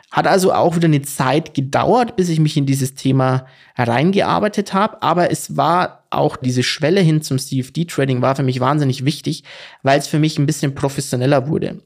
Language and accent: German; Bavaria, Germany; ich komme aus Bayern